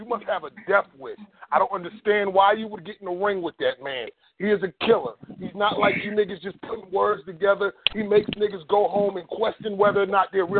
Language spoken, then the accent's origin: English; East Coast, United States; moved away; I'm from the East Coast.